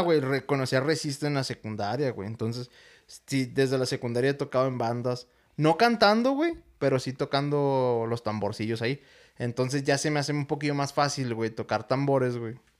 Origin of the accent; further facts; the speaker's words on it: Ciudad Juárez, Chihuahua, Mexico; soy de Juárez y estoy acostumbrado a que la ciudad más cercana está a dos horas